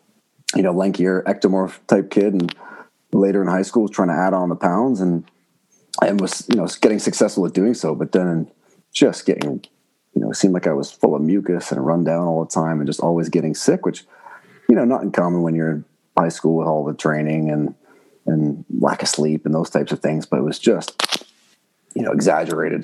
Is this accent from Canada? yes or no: yes; Oakville, Ontario, Canada; also born or lived in Burlington, Ontario / France; I grew up in Oakville and Burlington, so just outside of Toronto